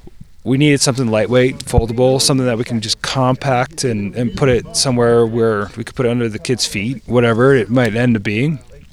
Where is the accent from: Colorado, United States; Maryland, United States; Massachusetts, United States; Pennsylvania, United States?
Maryland, United States; now in California, United States; I grew up in the East Coast, {S0} okay, {S3} over in Maryland, and I moved out to California about 7 years ago.